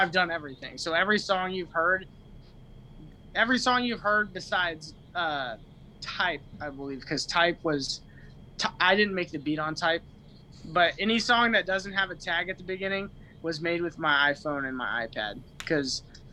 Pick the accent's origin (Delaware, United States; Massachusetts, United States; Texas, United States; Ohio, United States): Texas, United States; Austin; I'm from Austin, Texas